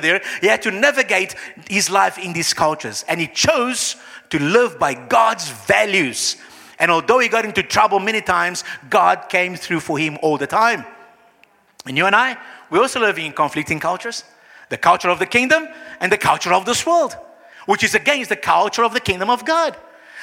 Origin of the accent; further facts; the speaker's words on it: Brazil; moved away; I come from Brazil